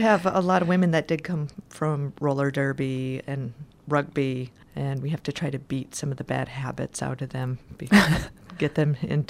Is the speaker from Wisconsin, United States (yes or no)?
yes; Green Bay, Wisconsin, United States; born there; moved away; also born or lived in Houston; I lived in Houston before I moved here for about 8 years, but I was born in Green Bay, Wisconsin, home of the Green Bay Packers, the best football